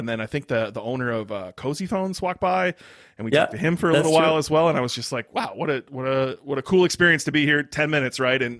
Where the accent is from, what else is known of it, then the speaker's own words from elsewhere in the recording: United States; I'm so ignorant being an American, and you know, like I just don't know.